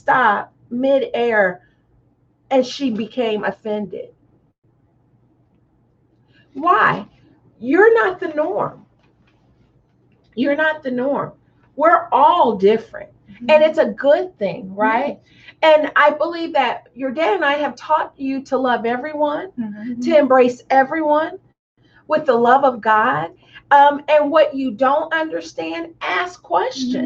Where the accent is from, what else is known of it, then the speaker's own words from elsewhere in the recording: Tonganoxie, Kansas, United States; growing up in Tonganoxie